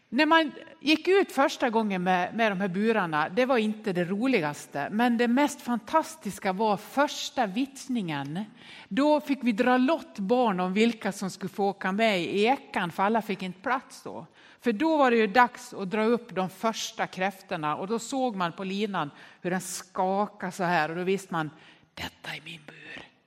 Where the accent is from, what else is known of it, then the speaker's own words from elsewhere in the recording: Nås, Dalarna County, Sweden; När jag var barn uppväxt i Nås i Västerdalarna